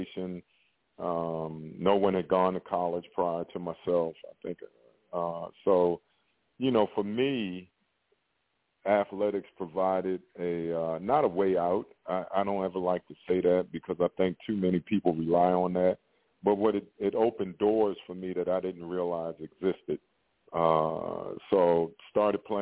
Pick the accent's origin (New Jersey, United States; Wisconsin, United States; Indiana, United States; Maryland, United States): Maryland, United States; Baltimore; I grew up in West Baltimore